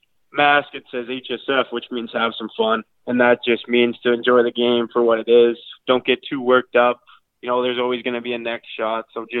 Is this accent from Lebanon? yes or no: no; Irma, Alberta, Canada; I'm from Irma, Alberta, a small town. It's got about 500 people in it, so hopefully some people know where that is.